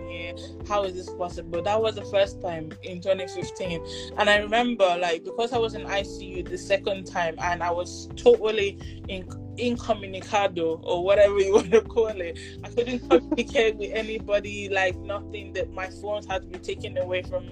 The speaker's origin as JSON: {"language": "English", "area": "Igbo", "region": "Igboland", "country": "Nigeria", "said": "I'm Nigerian, I'm Igbo"}